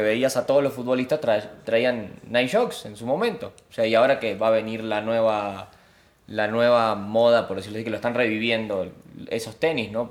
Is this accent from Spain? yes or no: no; Uruguay; moved away; yo vengo de Uruguay